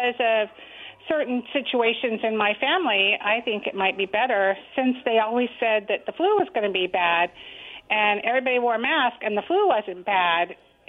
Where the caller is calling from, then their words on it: Kennewick, Washington, United States; … in Kennewick.